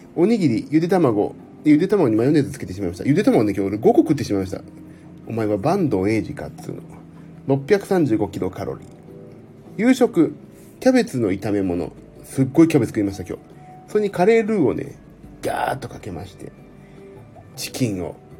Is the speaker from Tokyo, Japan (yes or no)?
yes; Tokyo, Japan; 江戸っ子だから